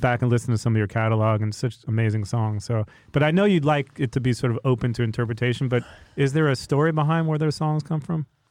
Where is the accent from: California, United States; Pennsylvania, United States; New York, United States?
New York, United States; I'm from New York